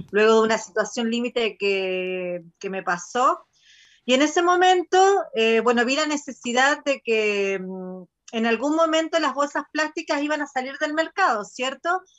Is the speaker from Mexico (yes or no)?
no; Argentina; now in Machalí, Chile; soy argentina, eh, pero vivo hace nueve años en Chile, en la ciudad de Machalí. Así que tengo mi corazón dividido en este momento.